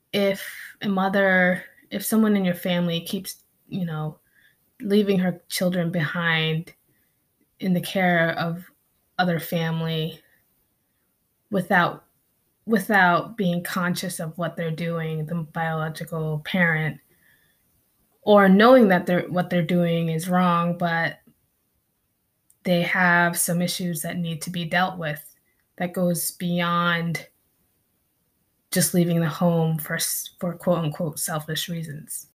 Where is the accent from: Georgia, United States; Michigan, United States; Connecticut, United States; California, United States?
Connecticut, United States; also born or lived in Philippines; I grew up in New England, in Connecticut.